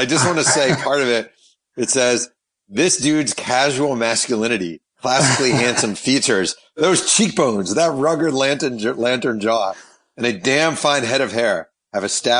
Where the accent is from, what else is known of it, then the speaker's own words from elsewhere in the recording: New York, United States; I grew up in New York. And when I was growing up in New York